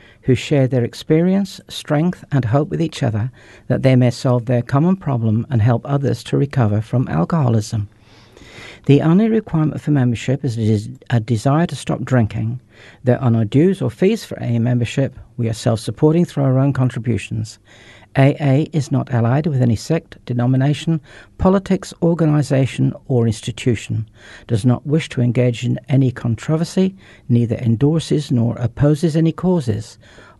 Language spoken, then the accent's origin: English; north of England, United Kingdom; also born or lived in New Zealand; now in North Canterbury, New Zealand; My family emigrated to New Zealand in about 1964, having grown up in the UK, in the north of England.